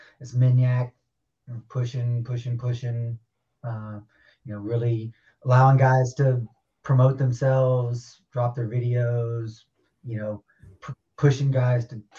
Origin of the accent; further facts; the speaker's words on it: the South, United States; also born or lived in Louisiana / Texas; now in Minnesota, United States; I grew up in the South, you know, Louisiana, Texas, and I moved up to Minnesota